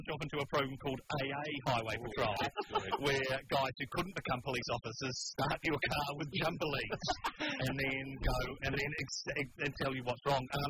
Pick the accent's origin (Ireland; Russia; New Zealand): New Zealand; moved away; being from New Zealand